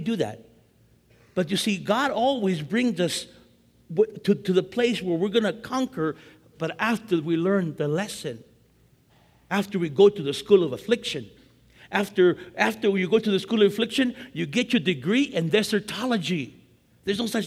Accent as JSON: {"language": "English", "town": "East Los Angeles", "region": "California", "country": "United States", "said": "my wife and I, we want to get out because we're both from East"}